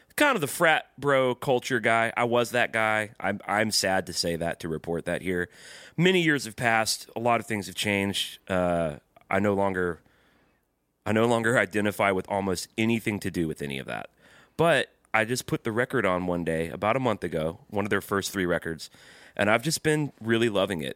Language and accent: English; the South, United States; growing up in the South